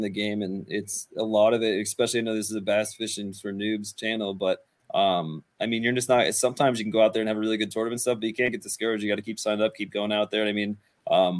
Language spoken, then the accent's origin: English; Northeastern Pennsylvania, United States; I'm from Northeastern Pennsylvania. I'm located up on like the Susquehanna on the North Branch